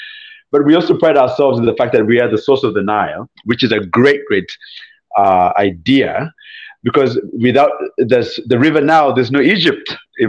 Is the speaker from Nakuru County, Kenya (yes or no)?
no; Nairobi, Kenya; moved away as an adult; also born or lived in Uganda / Philadelphia, United States; now in United States; I grew up in Nairobi then left to come to the U.S. to go to school, and where I landed into Philadelphia.